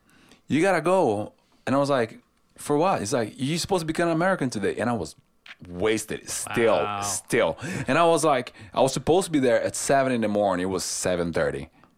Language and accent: English; Brazil; now in Nashville, United States; I'm from Brazil